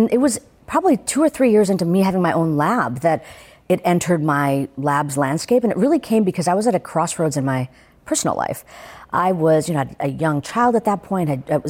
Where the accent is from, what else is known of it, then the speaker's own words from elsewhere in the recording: India; I mean, you could see me, I'm an Indian woman.